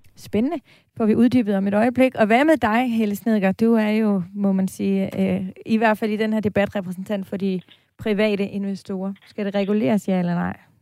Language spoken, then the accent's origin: Danish; Aarhus, Central Denmark Region, Denmark; now in Copenhagen, Denmark; altså nu er jeg fra Aarhus, og jeg bor i København